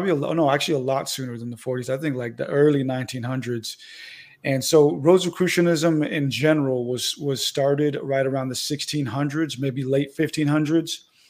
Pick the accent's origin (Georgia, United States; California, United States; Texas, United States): California, United States; San Diego; moved away as an adult; also born or lived in Santa Rosa, California; now in Arizona, United States; That's where I'm originally from, but I actually live in Arizona right now